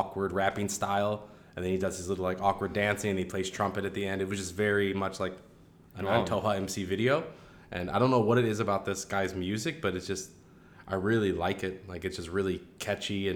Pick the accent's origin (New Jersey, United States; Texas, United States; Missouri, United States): Missouri, United States; Cedar Hill; moved away as an adult; also born or lived in Paraguay / Rio de Janeiro, Brazil / China; I grew up outside of St. Louis, where the suburbs meet the countryside, in a very small town called Cedar Hill